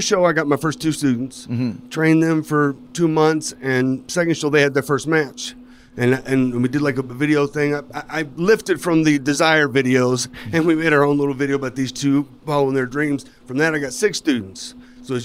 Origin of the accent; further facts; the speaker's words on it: Louisville, Kentucky, United States; Yep. I'm from Louisville.